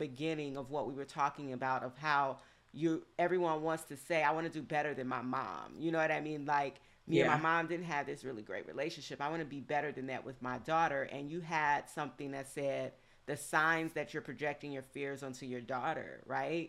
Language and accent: English; the South, United States; I grew up in the South